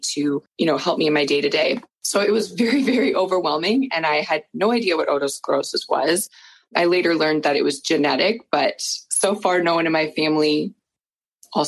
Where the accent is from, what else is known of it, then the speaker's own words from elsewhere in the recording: Peterborough, Ontario, Canada; I'm from Peterborough, Ontario.